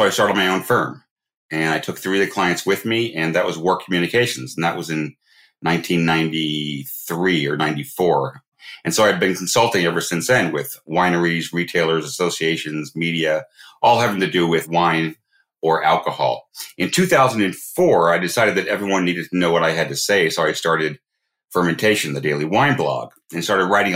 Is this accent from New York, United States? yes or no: no; Northern California, United States; I grew up in Northern California